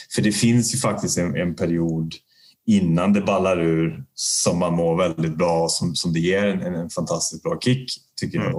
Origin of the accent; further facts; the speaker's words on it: Värmland, Sweden; now in Gothenburg, Sweden; jag är ju inte göteborgare från början. Jag är ju uppväxt i en, i en värmländsk liten eh, bruksort